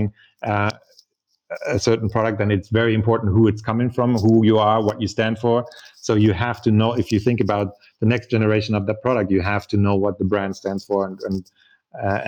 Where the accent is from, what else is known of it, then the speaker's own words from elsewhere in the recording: Munich, Bavaria, Germany; moved away as an adult; also born or lived in New York, United States / Tokyo, Japan; I grew up in Munich, in Germany, and I went to New York to go to Parsons School of Design